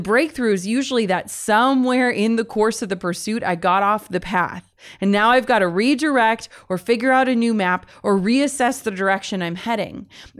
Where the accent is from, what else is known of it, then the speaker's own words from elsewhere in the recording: Midwest, United States; and I'm from the Midwest